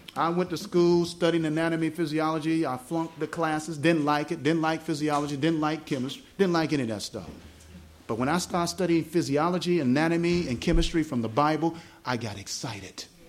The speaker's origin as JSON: {"language": "English", "region": "the South", "country": "United States", "accent": "southern", "said": "my southern accent"}